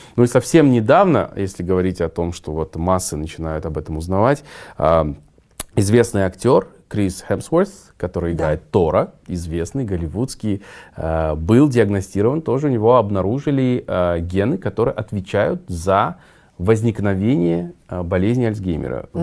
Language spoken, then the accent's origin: Russian; Kazakhstan; мы казахи, где наш казахский условно менталитет